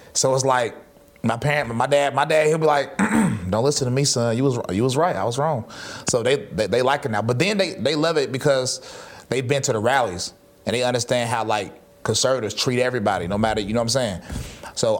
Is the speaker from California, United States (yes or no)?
no; High Point, North Carolina, United States; moved away as an adult; now in Murfreesboro, United States; I grew up in High Point, North Carolina